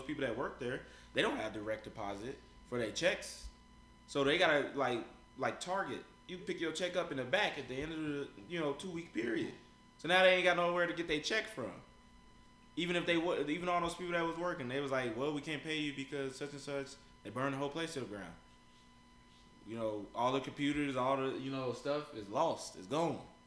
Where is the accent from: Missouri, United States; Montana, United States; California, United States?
Missouri, United States; Kansas City; I got this girl that I grew up with in Kansas City